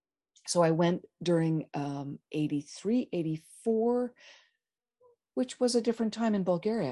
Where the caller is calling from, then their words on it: Lawrence, Kansas, United States; I am here from Lawrence, Kansas.